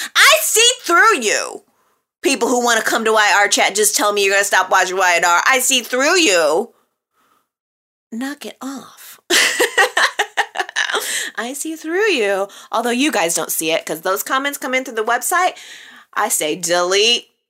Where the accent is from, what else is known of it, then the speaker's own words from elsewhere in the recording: Illinois, United States; also born or lived in Wisconsin / Texas; Forgive my southern accent. I'm from Illinois. I am from Wisconsin, Illinois, Texas.